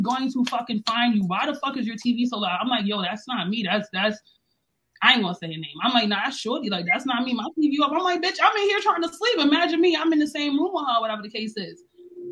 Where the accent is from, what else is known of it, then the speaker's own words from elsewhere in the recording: New York City, New York, United States; I'm from the Bronx, New York